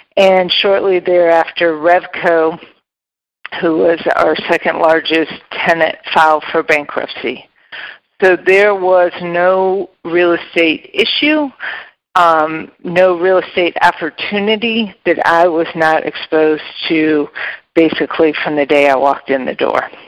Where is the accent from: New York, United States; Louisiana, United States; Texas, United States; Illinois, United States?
Illinois, United States; Geneva; also born or lived in Elmhurst, Illinois; I grew up in the western suburbs of Chicago. I was born in Elmhurst and then spent my formative years in the Geneva St. Charles area